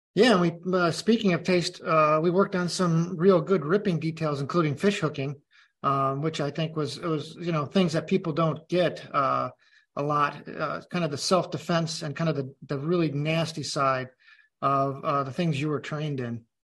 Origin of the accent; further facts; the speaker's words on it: Chicago, Illinois, United States; I'm Chicagoan